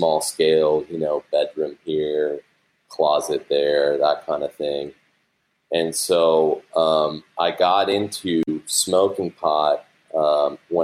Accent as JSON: {"language": "English", "town": "Santa Monica", "region": "California", "country": "United States", "tie": "born or raised there", "said": "I was born and raised in Santa Monica"}